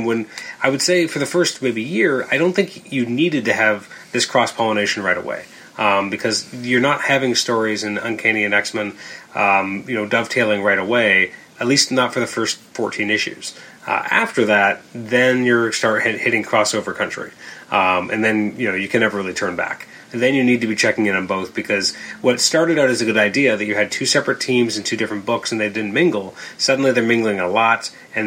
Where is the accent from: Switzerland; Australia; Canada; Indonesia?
Canada; we're Canadian